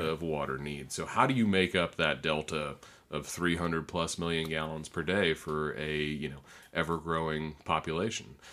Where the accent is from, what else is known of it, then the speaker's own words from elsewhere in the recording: North Florida, United States; also born or lived in Troy, New York; even though I was born in New York, I've, I've spent a majority of my life here, and particularly in North Florida